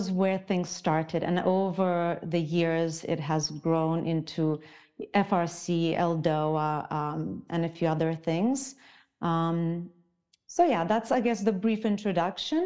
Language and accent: English; Zimbabwe; also born or lived in Ukraine; now in Switzerland; I was born in Ukraine, grew up in Africa, in Zimbabwe, and now I live in Switzerland